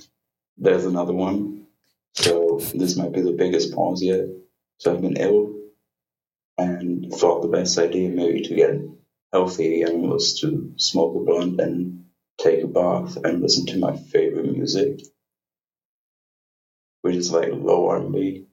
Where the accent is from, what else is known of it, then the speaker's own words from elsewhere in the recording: Dortmund, North Rhine-Westphalia, Germany; English is a second language; Oh, I'm from Dortmund, Germany